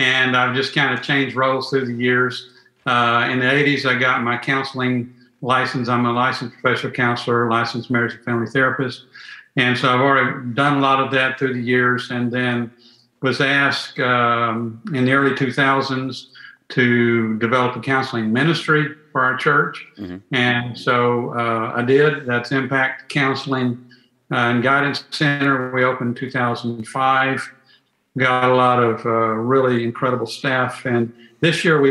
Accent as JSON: {"language": "English", "town": "Fort Worth", "region": "Texas", "country": "United States", "tie": "born or raised there", "also_born_or_lived": "Houston, Texas", "said": "I was born in Houston, but grew up in Fort Worth and been in the Dallas-Fort Worth area pretty much ever since"}